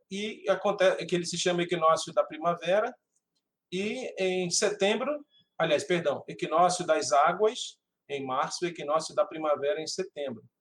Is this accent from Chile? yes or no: no; Amapá, Brazil; Eu sou do Amapá e não digo que é aquele fim de mundo. Aqui é o meio do mundo, um endereço único no planeta. Linha do Equador, esquina com o Rio Amazonas.